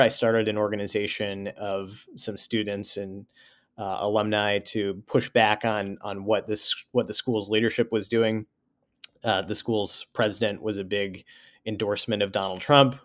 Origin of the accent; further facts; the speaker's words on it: Sioux Falls, South Dakota, United States; moved away as an adult; also born or lived in Virginia; I grew up in, uh, Sioux Falls, South Dakota, uh, spent the first eighteen years of my life there